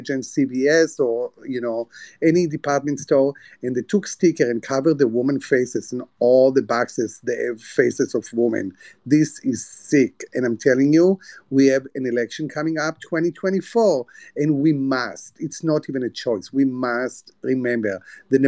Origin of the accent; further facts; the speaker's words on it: Palestine; moved away; also born or lived in United States; I'm a poor Palestinian man.